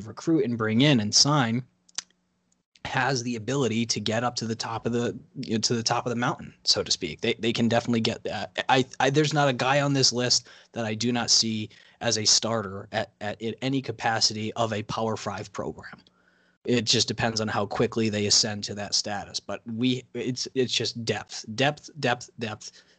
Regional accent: New England, United States; growing up in New England over the past twenty years

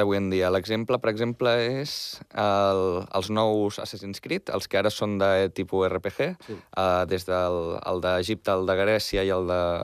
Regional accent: Barcelona, Catalonia, Spain; jo em vaig néixer a Barcelona, Hospital de Sant Pau, he viscut a Barcelona tota la vida

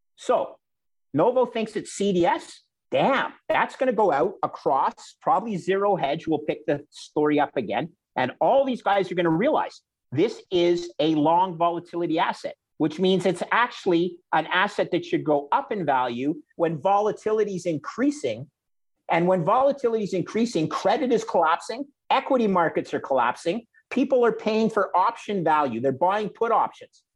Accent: Canada; as a Canadian

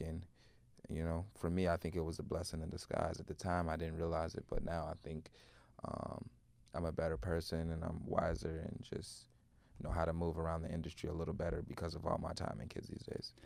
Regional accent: Chicago, Illinois, United States; growing up in Chicago in the music scene

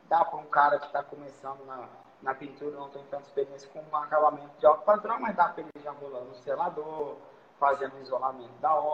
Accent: Vitória, Espírito Santo, Brazil; Então, sou de Vitória também, né? Espírito Santo. Aqui o mercado de trabalho é muito bom.

